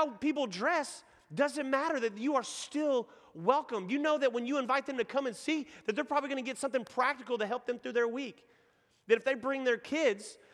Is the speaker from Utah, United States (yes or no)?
no; Nacogdoches, Texas, United States; accent: Texan; now in Houston, United States; that's my hometown